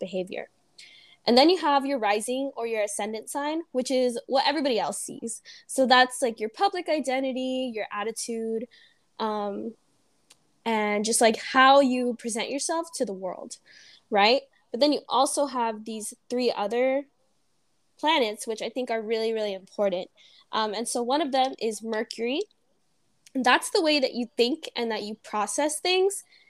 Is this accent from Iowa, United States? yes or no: no; Beaumont, California, United States; I'm from Beaumont, California